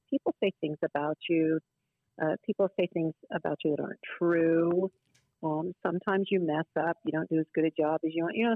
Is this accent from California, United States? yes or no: yes; Delano, California, United States; I don't believe it reflects who we are as people from Delano